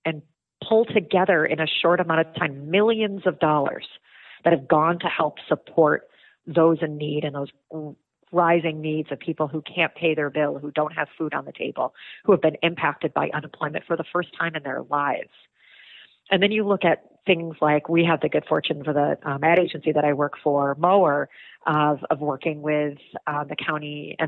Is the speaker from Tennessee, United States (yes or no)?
no; Camillus, New York, United States; also born or lived in Syracuse, New York; Born and raised, I grew up in Camillus, and I have lived in the city for over 20 years